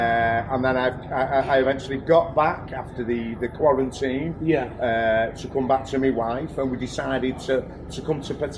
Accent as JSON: {"language": "English", "town": "Manchester", "region": "North West England", "country": "United Kingdom"}